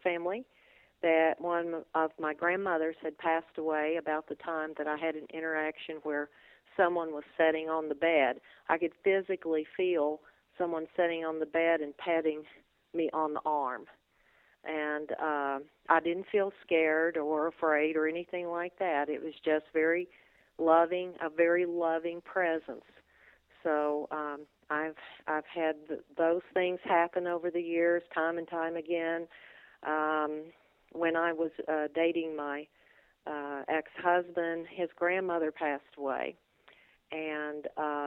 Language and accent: English; Kentucky, United States; I grew up in Kentucky.